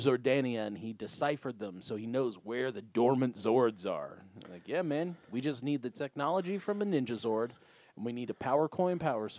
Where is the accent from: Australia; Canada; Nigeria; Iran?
Australia; I can't be here. I'm from Australia. I'm not used to this much whipped cream in all of my food.